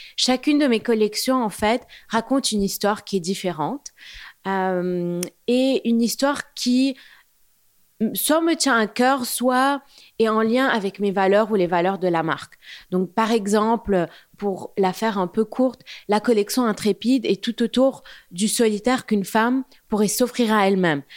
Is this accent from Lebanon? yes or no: yes; Beirut, Beirut Governorate, Lebanon; moved away as an adult; also born or lived in London, United Kingdom; now in Paris, France; j'ai grandi à Beyrouth jusqu'à l'âge de 18 ans.